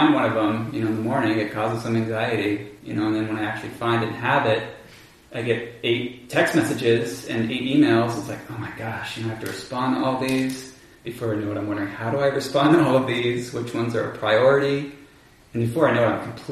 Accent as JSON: {"language": "English", "town": "Bainbridge Island", "region": "Washington", "country": "United States", "tie": "born or raised there", "also_born_or_lived": "California", "said": "I grew up on Bainbridge Island, some of you may know that, near Seattle"}